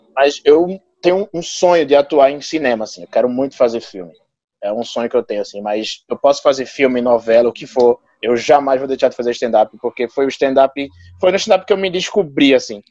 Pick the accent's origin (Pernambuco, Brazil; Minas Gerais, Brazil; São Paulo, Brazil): Pernambuco, Brazil; Recife; nas primeiras vezes que eu saí de Recife